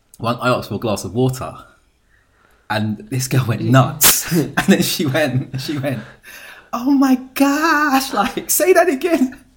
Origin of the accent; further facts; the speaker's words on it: England, United Kingdom; accent: British; I'm from England.